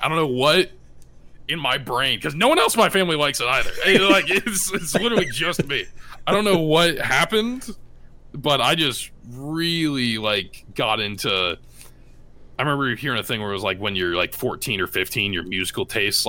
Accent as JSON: {"language": "English", "region": "Iowa", "country": "United States", "said": "when people are like, hey, I'm from Iowa too, in like a town in the middle of nowhere, and it's like, it's super cool to be able to kind of represent"}